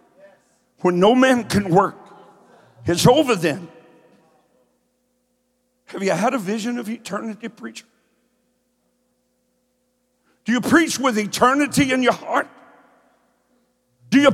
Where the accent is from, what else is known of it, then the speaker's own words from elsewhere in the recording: Kentucky, United States; now in Columbus, United States; I'm from Kentucky. I talk slow.